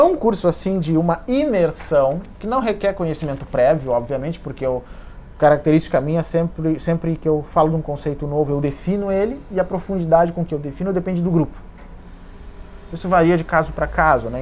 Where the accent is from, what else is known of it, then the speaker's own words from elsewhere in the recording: Santa Maria, Rio Grande do Sul, Brazil; em Santa Maria, na minha cidade natal